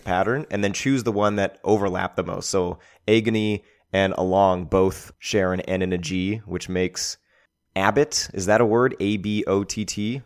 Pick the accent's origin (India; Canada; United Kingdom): Canada; as a Canadian